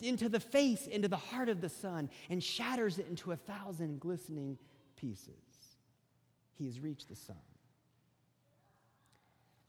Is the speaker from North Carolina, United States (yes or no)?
yes; North Carolina, United States; the state of North Carolina. That is my home state